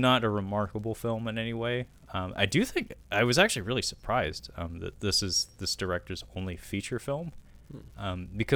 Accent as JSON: {"language": "English", "country": "United States", "said": "as an American"}